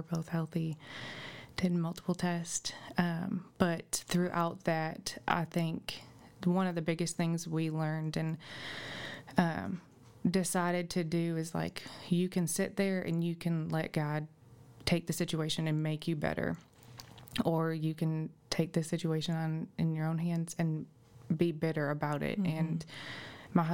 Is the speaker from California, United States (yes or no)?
no; Illinois, United States; now in Greenbrier, United States; I am originally from Illinois. I moved here and met my husband at New Life